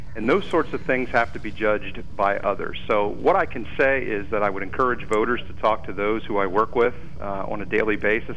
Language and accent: English; Lewisburg, Pennsylvania, United States; also born or lived in Selinsgrove, Pennsylvania / Kelly Township, Pennsylvania; I'm born and raised in Lewisburg